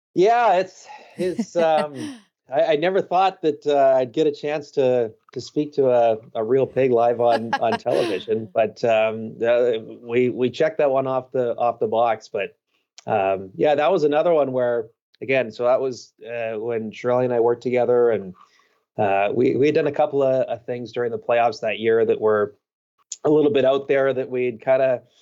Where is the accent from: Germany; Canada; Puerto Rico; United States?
Canada; Vancouver Island, British Columbia; growing up on Vancouver Island